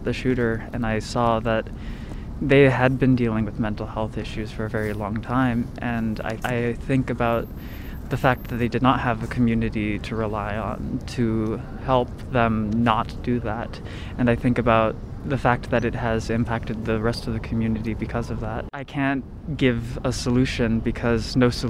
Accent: United States; growing up in the United States, being of the age that I am

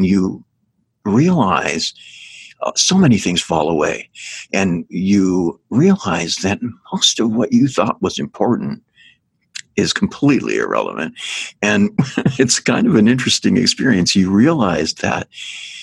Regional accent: Northern California, United States; I grew up in Northern California

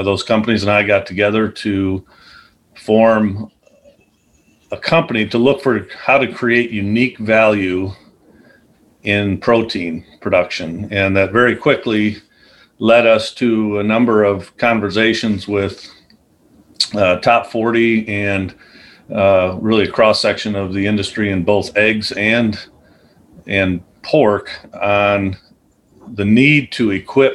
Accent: Chicago, Illinois, United States; moved away as an adult; also born or lived in Iowa / DeMotte, Indiana; I grew up in the Chicagoland area. I was a city kid

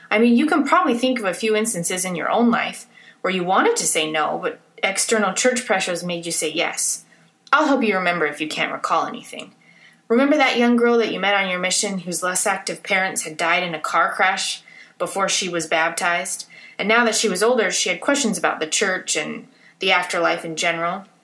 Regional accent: Salt Lake City, Utah, United States; I grew up in Salt Lake. I went to the same high school that my parents went to.

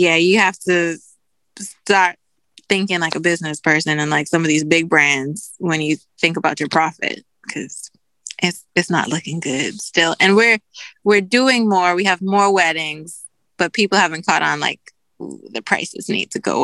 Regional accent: Bahamas; moved away; I'm from the Bahamas

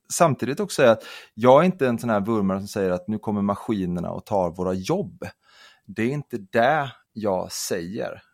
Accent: Kalmar County, Sweden; jag kommer från, eh, jag kommer från Öland

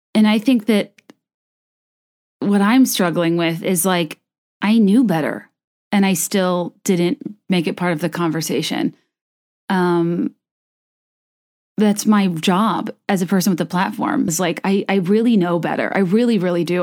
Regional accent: the South, United States; I grew up in the South

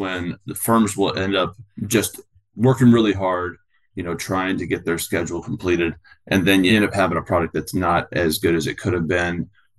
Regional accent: San Diego, California, United States; also born or lived in Louisville, Kentucky; now in Washington State, United States; I'm originally from San Diego and went in the Army, and I call Louisville, Kentucky my home.

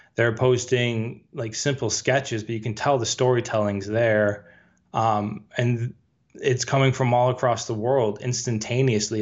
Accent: Chicago, Illinois, United States; I'm from the Chicagoland area

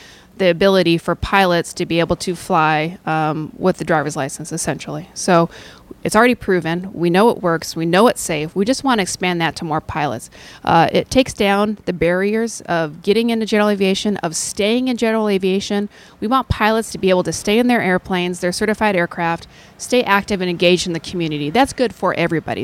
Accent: Montana, United States; I grew up flying in Montana

